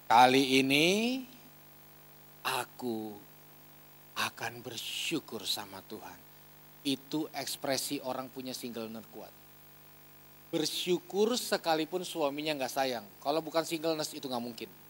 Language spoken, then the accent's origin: Indonesian; Ambon, Maluku, Indonesia; Saya asli Ambon, mama Manado.